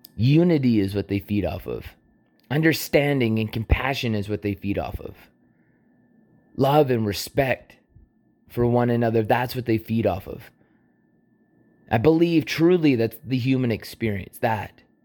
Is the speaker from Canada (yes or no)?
yes; Canada; I was born in Canada